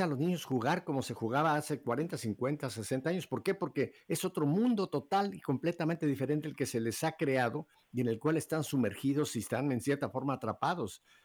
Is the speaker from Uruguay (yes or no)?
no; Mexico; now in Miami, United States; como decimos en México